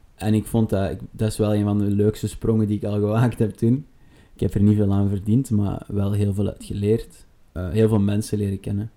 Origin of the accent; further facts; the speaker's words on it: Sint-Niklaas, Flanders, Belgium; moved away as an adult; now in Antwerp, Belgium; geboren te Sint-Niklaas en momenteel woonachtig in Antwerpen.